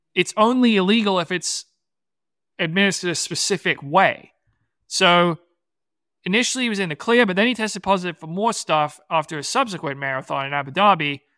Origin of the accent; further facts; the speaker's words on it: Bedford, Massachusetts, United States; when I was growing up in Massachusetts at Bedford High School